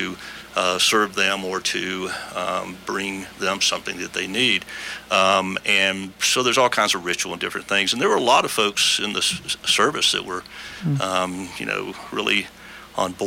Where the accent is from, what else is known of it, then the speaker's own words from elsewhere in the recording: Atlanta, Georgia, United States; moved away; I'm from Atlanta originally, and my family was from North Carolina mountains and Atlanta